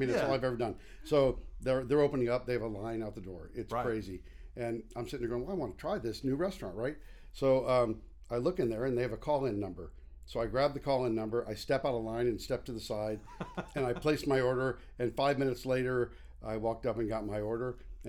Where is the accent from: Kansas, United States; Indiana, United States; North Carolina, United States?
Kansas, United States; Colwich; And Freddie was born in Colwich, and I grew up in Colwich